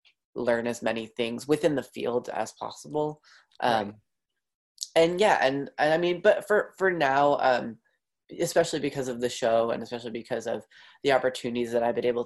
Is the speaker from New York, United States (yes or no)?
yes; Long Island, New York, United States; I grew up on Long Island in New York